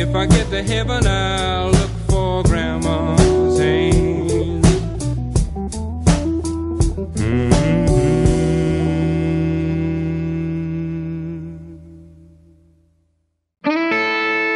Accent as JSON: {"language": "English", "town": "Dumont", "region": "New Jersey", "country": "United States", "tie": "born or raised there", "said": "I grew up in Dumont, New Jersey, working-class town."}